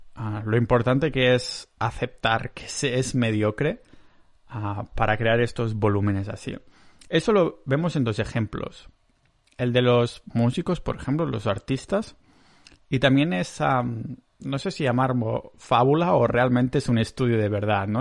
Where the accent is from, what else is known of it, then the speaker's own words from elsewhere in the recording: Catalonia, Spain; accent: Catalan; tengo un acento catalán de la hostia